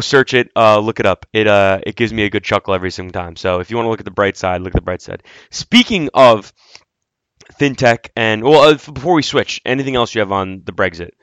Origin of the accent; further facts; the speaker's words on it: United States; I'm an American. I'm not an Italian